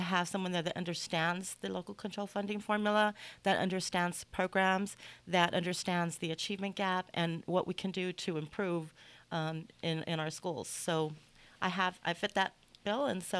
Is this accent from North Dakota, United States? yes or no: no; Rialto, California, United States; I was raised in Rialto.